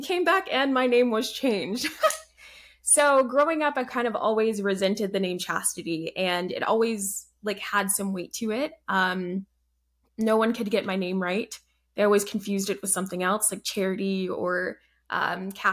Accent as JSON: {"language": "English", "town": "Atlanta", "region": "Georgia", "country": "United States", "tie": "born or raised there", "also_born_or_lived": "Alabama / Canada / Germany / Colorado", "said": "I'm from Georgia, suburbs of Atlanta."}